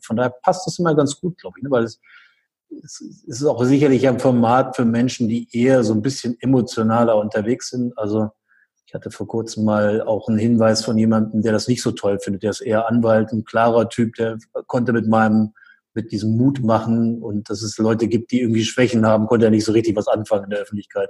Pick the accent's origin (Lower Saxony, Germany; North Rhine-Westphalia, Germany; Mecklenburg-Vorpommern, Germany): Lower Saxony, Germany; Göttingen; in Göttingen, also hier in meiner Heimatstadt